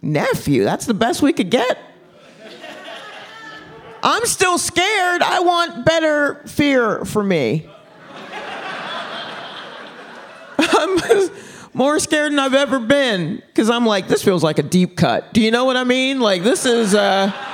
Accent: Stone Mountain, Georgia, United States; We grew up in Stone Mountain, Georgia

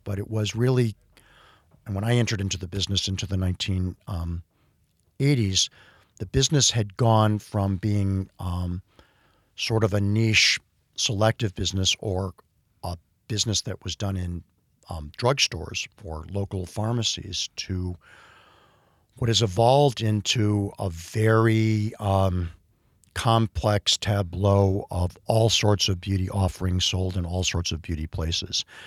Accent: Cleveland, Ohio, United States; I grew up in the Midwest in a, um, in a sort of, you know, upwardly mobile industrial town in Cleveland, Ohio, growing up in Shaker Heights

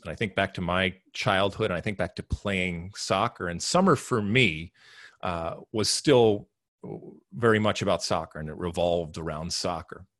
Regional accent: United States; as American soccer playing humans

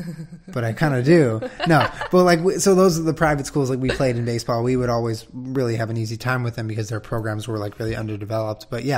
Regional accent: Southern California, United States; also born or lived in West Los Angeles / Culver City / Santa Monica; I've been a Southern California person my whole life. I was born and raised. I was born in Northern California, but I was raised in Southern California. I've lived all over, like West Los Angeles, Culver City, Santa Monica.

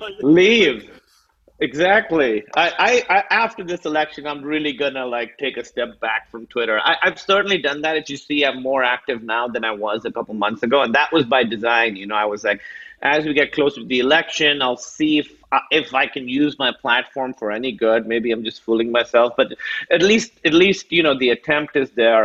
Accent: Karachi, Sindh, Pakistan; also born or lived in Chicago / New York; now in United States; I grew up in Karachi, which is like 20 million people.

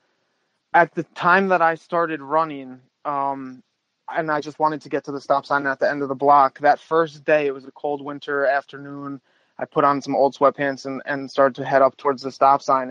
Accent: New Rochelle, New York, United States; I grew up in New Rochelle, which is just north of the Bronx

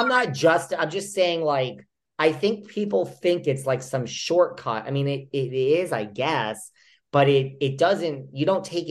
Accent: New York, United States; I'm a New Yorker

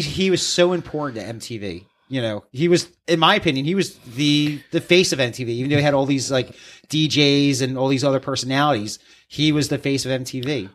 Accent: East Coast, United States; we're from the East

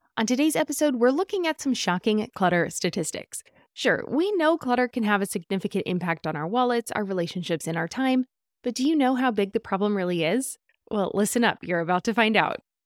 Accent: California, United States; As a Californian

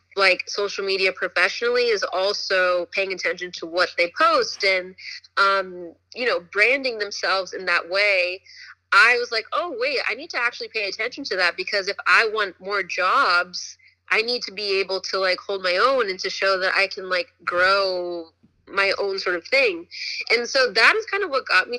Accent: Woodbridge, Virginia, United States; moved away as an adult; also born or lived in Richmond, Virginia; now in Los Angeles, United States; I grew up in Northern Virginia. Shout out to Woodbridge, Virginia

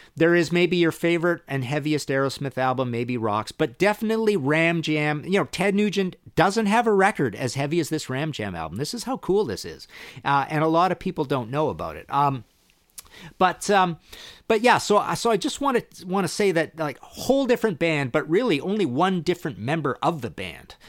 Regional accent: Trail, British Columbia, Canada; born or raised there

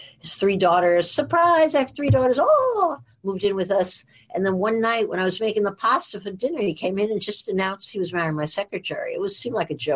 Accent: Edgewater, New Jersey, United States; now in New York, United States; I'm from New Jersey and I was born in a very small town, 2 blocks wide, 1 mile long. Everybody knew everybody in my town called Edgewater

